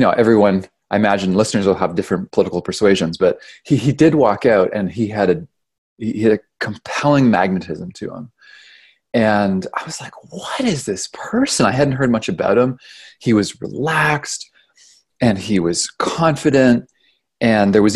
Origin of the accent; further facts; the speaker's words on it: Canada; moved away as an adult; now in California, United States; I'm from Canada